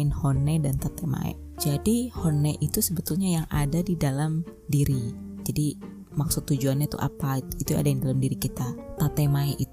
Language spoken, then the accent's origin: Indonesian; Java, Indonesia; aku juga orang Jawa tapi aku ceplos-ceplos gitu